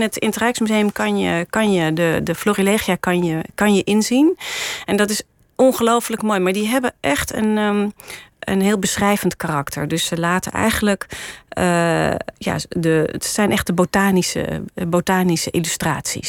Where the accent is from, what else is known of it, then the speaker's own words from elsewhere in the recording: Ermelo, Gelderland, Netherlands; now in Amsterdam, Netherlands; ik ben opgegroeid in Ermelo in de in, in een heel mooi vrijstaand huis